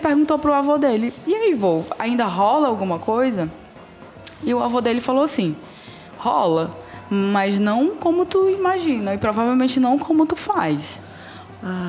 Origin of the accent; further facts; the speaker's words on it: Brazil; eu sou brasileira